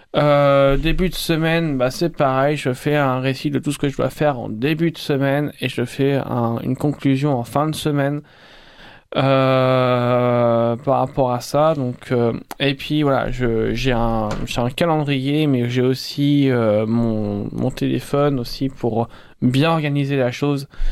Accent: Rouen, Normandy, France; moved away as an adult; now in Montpellier, France; Je viens du Nord, je viens de Rouen, donc en Haute-Normandie.

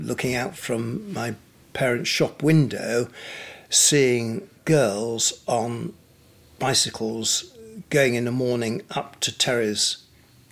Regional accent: York, Yorkshire and the Humber, United Kingdom; also born or lived in Pontefract / Leeds / Ripon / Scarborough; I was born in Pontefract, lived in Leeds, Ripon, York, and then to Scarborough, and then back to York to university.

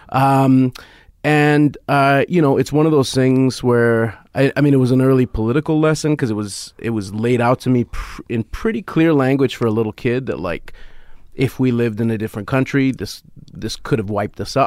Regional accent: Canada; as a Canadian

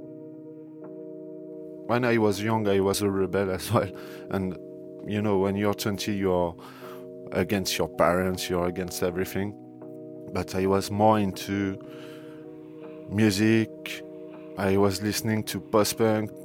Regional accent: Saint-Denis, Île-de-France, France; English is a second language; moved away; I'm coming from Saint-Denis, where the attacks take place, and I was living there for 17 years.

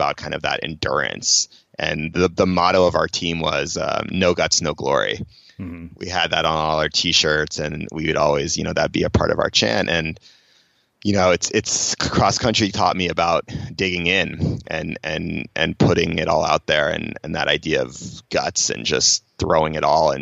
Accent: Cambridge, Massachusetts, United States; I grew up in Cambridge, Massachusetts, in Boston.

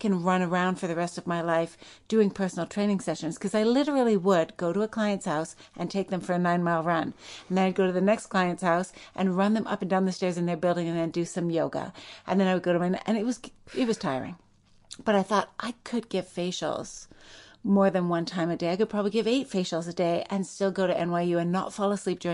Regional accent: Saskatoon, Saskatchewan, Canada; moved away as an adult; also born or lived in New York; growing up in Saskatoon, Saskatchewan

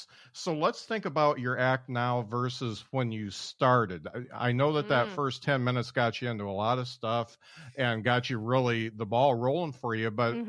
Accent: South Bend, Indiana, United States; now in Huntsville, United States; I'm from South Bend

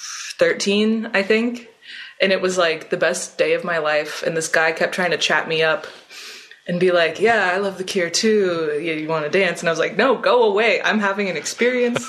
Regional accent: Richmond, Virginia, United States; moved away as an adult; now in Philadelphia, United States; I live in Philly, but I'm from Richmond, Virginia.

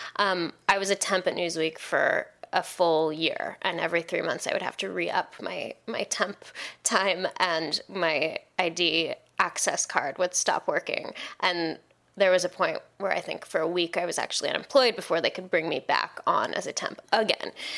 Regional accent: Seattle, Washington, United States; moved away as an adult; also born or lived in New York; I grew up in Seattle

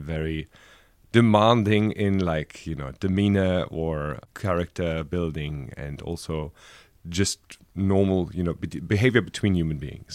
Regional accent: Frankfurt, Hesse, Germany; moved away as an adult; also born or lived in Berlin; I was born in Frankfurt, and I lived the last ten years, uh, before I came here in Berlin.

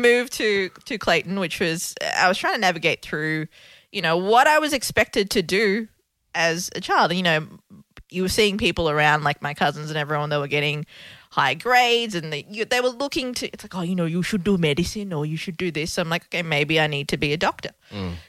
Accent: Colombo, Western Province, Sri Lanka; born there; I was born in Sri Lanka. In the capital city of Colombo, hence the package of the looks.

